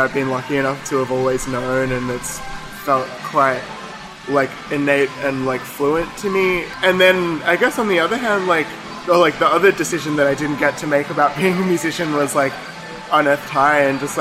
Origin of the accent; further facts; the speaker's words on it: Melbourne, Victoria, Australia; I grew up in Melbourne, in Elstonwick